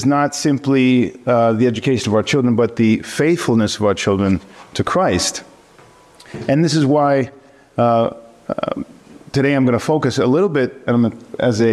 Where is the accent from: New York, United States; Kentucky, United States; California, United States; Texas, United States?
California, United States; East Bay; moved away as an adult; also born or lived in Greece; I grew up in East Bay from 10 to 19 before I went away to college